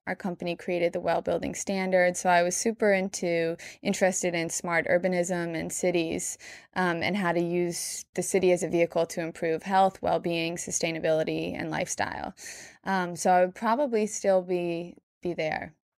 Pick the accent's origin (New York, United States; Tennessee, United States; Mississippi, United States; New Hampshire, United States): New York, United States; I'm born and raised in New York. I live here now